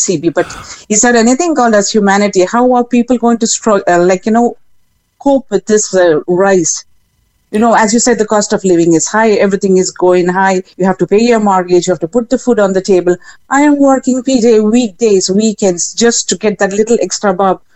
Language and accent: English; India; moved away as an adult; now in Ireland; I'm from India, but I've been in Ireland for the past 16 years.